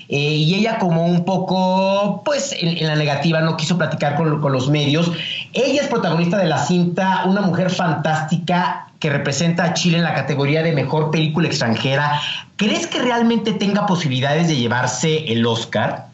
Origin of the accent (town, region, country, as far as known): Mexico